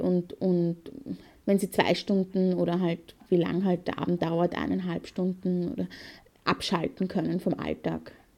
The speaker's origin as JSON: {"language": "German", "country": "Austria", "also_born_or_lived": "Perchtoldsdorf", "said": "ich bin aus Österreich"}